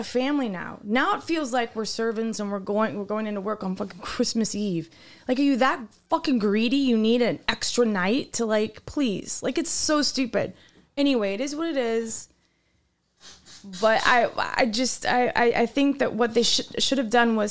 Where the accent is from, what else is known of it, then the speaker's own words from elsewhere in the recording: Wisconsin, United States; I'm from Wisconsin.